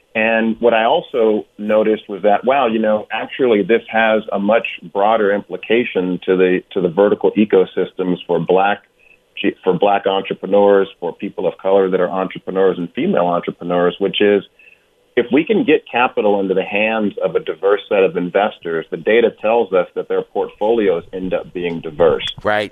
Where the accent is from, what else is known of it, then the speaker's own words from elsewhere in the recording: Oakland, California, United States; also born or lived in Hampton, Virginia; I grew up in Oakland, California